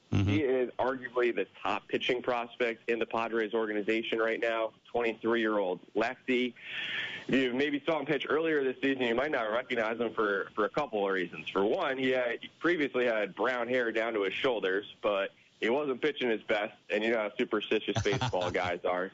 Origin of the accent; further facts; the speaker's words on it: New Jersey, United States; moved away; I grew up in New Jersey